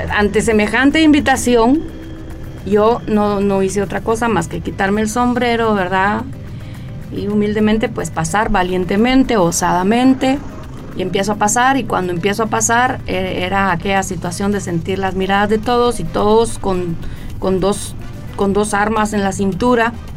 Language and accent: Spanish; Guatemala; yo soy una, ciudadana guatemalteca